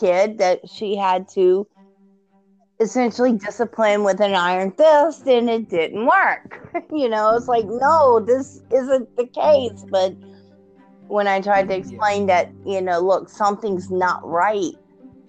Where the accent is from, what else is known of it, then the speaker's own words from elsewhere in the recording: the South, United States; I'm from the South. My granny is from Georgia. I've got good old-fashioned Southern roots.